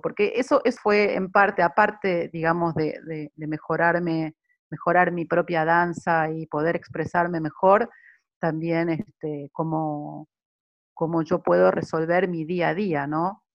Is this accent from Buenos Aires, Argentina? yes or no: yes; Buenos Aires, Argentina; also born or lived in Milan, Italy; now in Sydney, Australia; Soy de Buenos Aires, Argentina, he nacido en Buenos Aires y también he vivido muchos años en Italia, en Milán